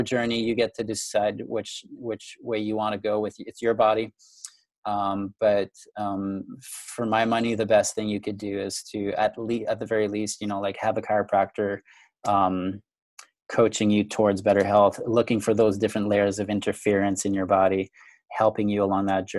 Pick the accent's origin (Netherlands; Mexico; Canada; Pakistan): Canada; now in Grand Rapids, United States; I'm originally Canadian, for all those who are listening and wondering where I'm from. Grew up in Canada, but I now live in the US